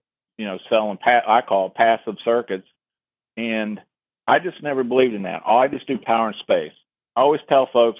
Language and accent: English; Ohio, United States; moved away; I grew up on the Ohio River, and Grandma lived across the river in Kentucky.